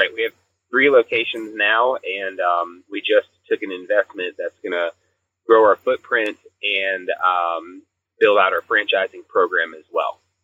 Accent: the South, United States; we grew up in the South

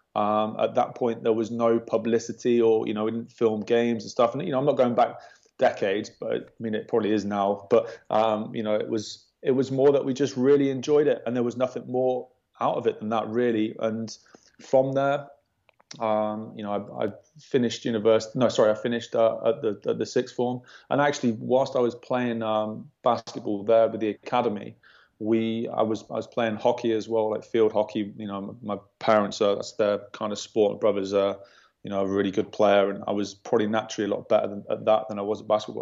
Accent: Worcester, West Midlands, United Kingdom; I'm from Worcester

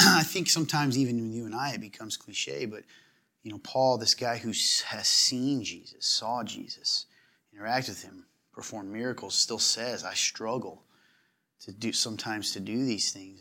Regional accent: the South, United States; accent: southern; moved away; where you can tell I come from the South a little bit is when I say our

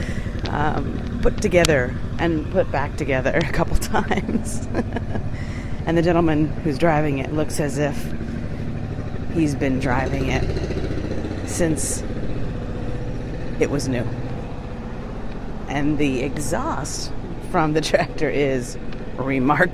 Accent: New York, United States; I'm a New Yorker at heart

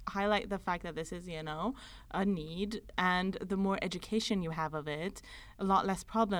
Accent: Iran; moved away; I grew up in Iran.

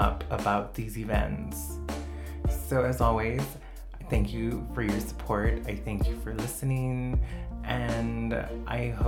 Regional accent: El Paso, Texas, United States; now in Minneapolis, United States; I'm from El Paso, and from the Lower Valley

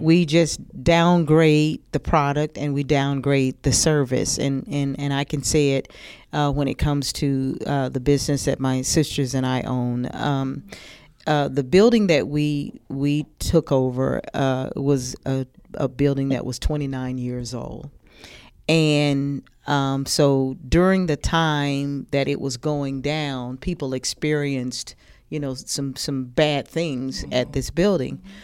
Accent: Athens, Georgia, United States; Athens, Georgia, my hometown

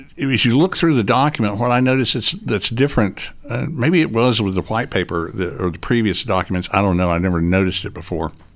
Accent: Chattanooga, Tennessee, United States; I am from Chattanooga, Tennessee, born and raised in Chattanooga, Tennessee

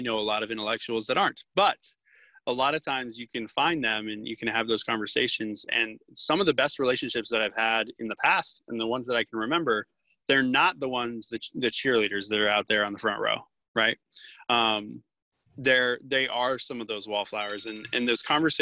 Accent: Florida, United States; I'm from Florida.

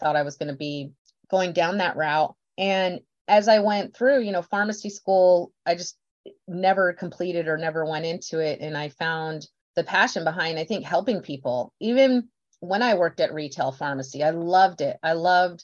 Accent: Beeville, Texas, United States; I was born in Beeville, Texas.

